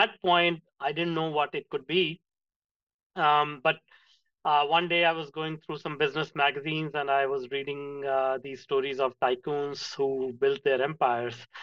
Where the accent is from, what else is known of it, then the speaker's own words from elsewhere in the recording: India; moved away; I grew up in India in a small town